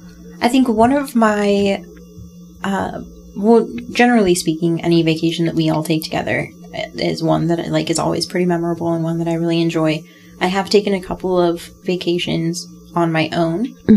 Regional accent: Iowa, United States; also born or lived in Maryland; when I first left for Maryland, I road tripped out there with her, and she was coming from Colorado and I was coming from Iowa

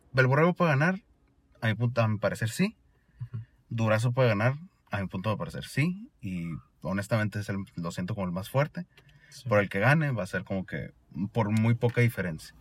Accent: Sonora, Mexico; accent: Sonoran; also born or lived in Granada, Spain; Yo con mi acento sonorense acá

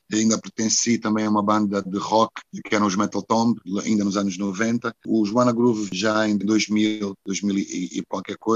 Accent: Luanda, Luanda Province, Angola; born there; also born or lived in Porto; foi onde eu nasci, naturalmente, que é Luanda. Mas depois de Luanda, o sítio mais importante é realmente o Porto. O Porto é uma casa.

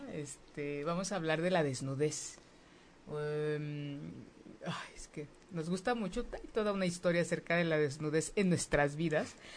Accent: Mexico; como mexicanas, como mexicanos

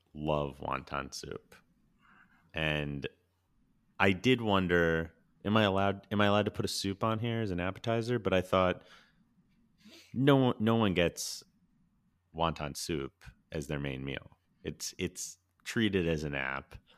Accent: Orange, Connecticut, United States; my hometown spot from growing up, China Pavilion, Orange, Connecticut

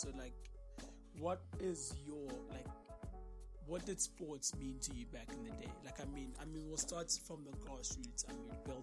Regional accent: South Africa; English is a second language; we are from South Africa

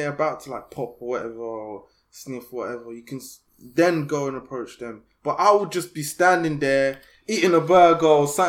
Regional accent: Essex, East of England, United Kingdom; Because I'm from Essex

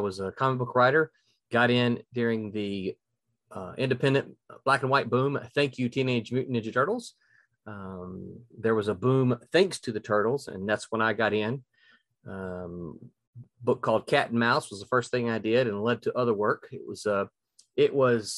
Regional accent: Mississippi, United States; I grew up in Mississippi

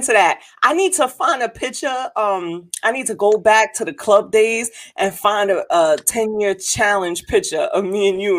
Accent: New York City, New York, United States; because I'm from the Bronx.

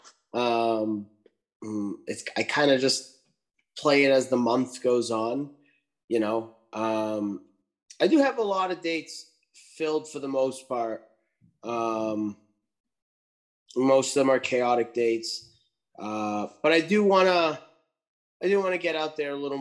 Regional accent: Lowell, Massachusetts, United States; my hometown here in Lowell

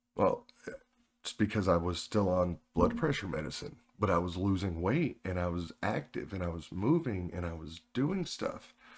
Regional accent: Oklahoma, United States; moved away; I'm originally from Oklahoma

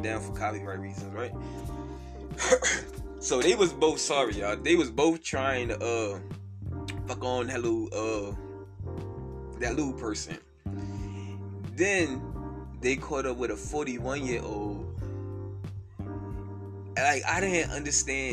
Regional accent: New York, United States; I'm from New York.

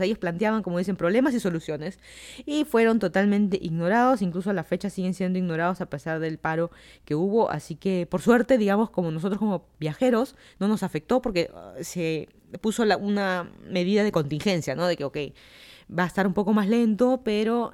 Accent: Lima, Peru; moved away as an adult; also born or lived in Miami, United States; now in Virginia, United States; yo soy de Lima, Perú. Me mudé aquí a Estados Unidos hace dos años

